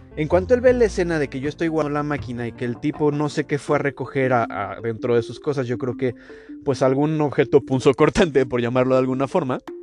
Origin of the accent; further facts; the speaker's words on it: Mexico; moved away; a nosotros como mexicanos